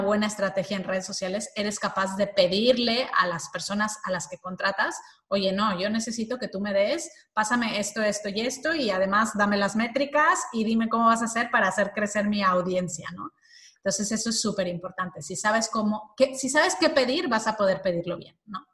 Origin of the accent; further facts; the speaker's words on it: Mexico; moved away as an adult; now in Spain; Soy mexicana, y llevo ya 20 eh, años o algo así viviendo en España.